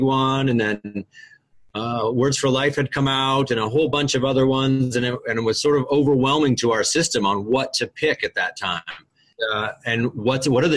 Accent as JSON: {"language": "English", "region": "Vermont", "country": "United States", "said": "I'm from Vermont, and I work in the Essex-Westford School District, which is near Burlington"}